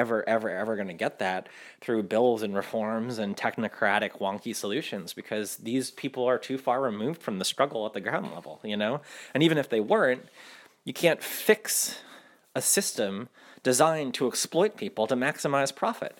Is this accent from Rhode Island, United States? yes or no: yes; Rhode Island, United States; also born or lived in New York; now in Louisiana, United States; I'm from Rhode Island originally, and my family's from, most of my family's from New York.